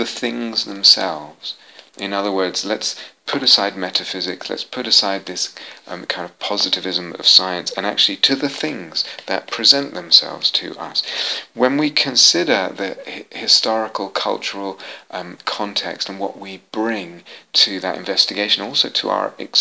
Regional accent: England, United Kingdom; moved away as an adult; also born or lived in United States; I was born in England in the 60s

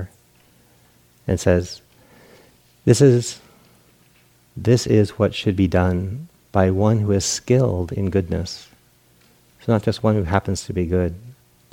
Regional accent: East Coast, United States; moved away; I grew up on the East Coast

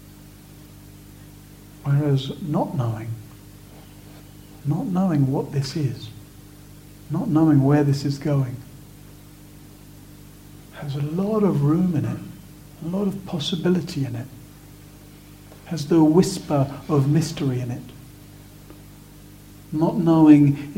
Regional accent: Sussex, South East England, United Kingdom; I was born in 1970 in Sussex

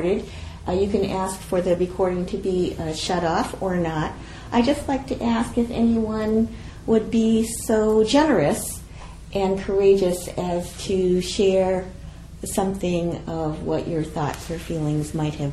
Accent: United States; I'm Japanese American

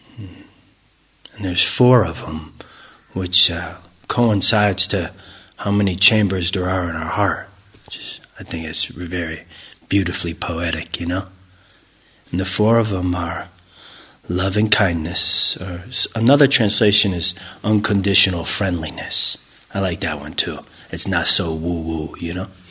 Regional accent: United States; growing up in America

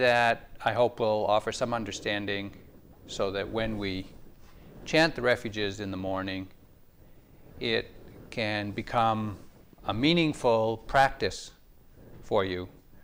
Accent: New England, United States; I was born and raised in New England

